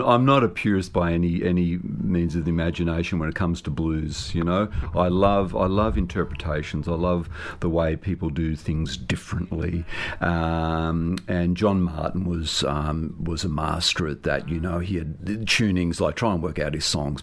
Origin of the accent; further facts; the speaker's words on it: Sydney, New South Wales, Australia; also born or lived in Narrabri, New South Wales; I was, born and bred in Sydney, but uh, during my youth, uh, I did have an extended period of time uh, growing up in northwestern New South Wales